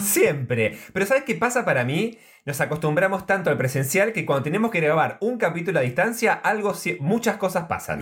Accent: Trenque Lauquen, Buenos Aires Province, Argentina; moved away; Trenquelauquen, que es donde yo nací y que tengo un montón de familia

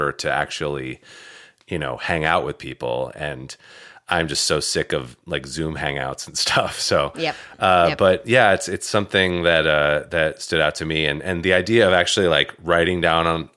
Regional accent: Vermont, United States; moved away as an adult; I grew up in Vermont. First 20 something years, 21 years.

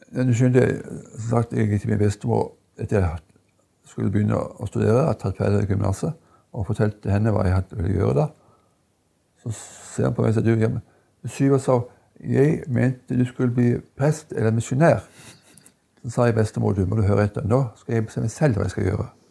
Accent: Lista, Agder, Norway; jeg vokste opp på Lista. Og gikk min barneskole

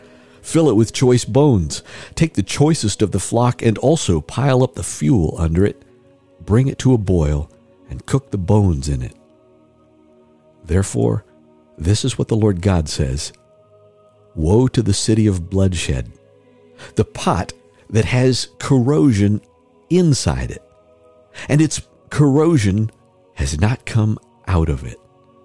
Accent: Oregon, United States; also born or lived in Illinois; I was born in Illinois, raised in the Pacific Northwest, raised around the world, and I think of myself as an Oregonian

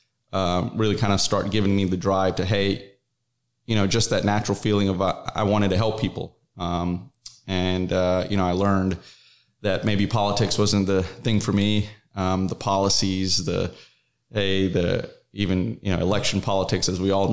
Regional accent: North Carolina, United States; moved away as an adult; now in Dallas-Fort Worth, United States; I'm originally from North Carolina

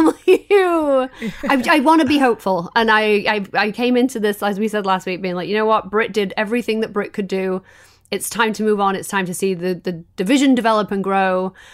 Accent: United Kingdom; I'm a natural heel. I'm British.

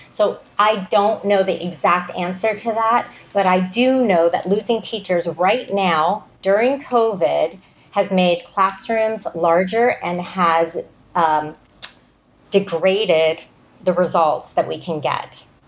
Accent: Malibu, California, United States; when I was growing up in Malibu

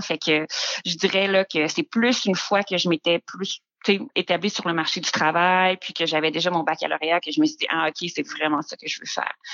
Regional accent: Quebec City, Quebec, Canada; moved away as an adult; also born or lived in North Africa; now in Montreal, Canada; Je viens de la région de Québec, donc j'ai fait là, mon primaire, secondaire dans la région de Québec, aussi également là un petit peu en Afrique du Nord là, ah au lycée français

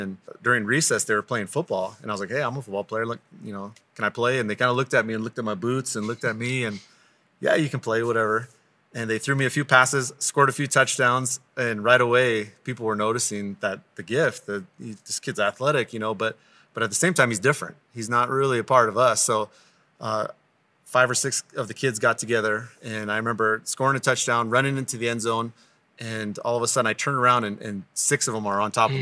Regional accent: Crow Indian Reservation, Montana, United States; I grew up on the Crow Indian Reservation

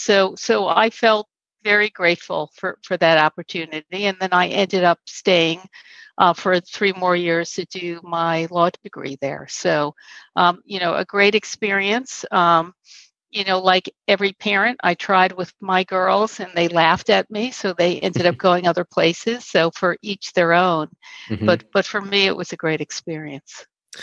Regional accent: Long Island, New York, United States; I grew up on Long Island. I was the fourth of six children. Mm-hmm. My father was a New York City police officer. My mom was a nurse. It's a large kind of Irish Catholic

